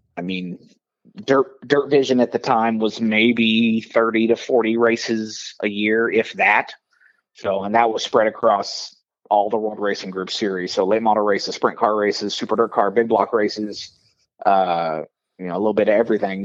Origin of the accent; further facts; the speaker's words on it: Southern Illinois, United States; moved away as an adult; also born or lived in Iowa / Charlotte; growing up in Illinois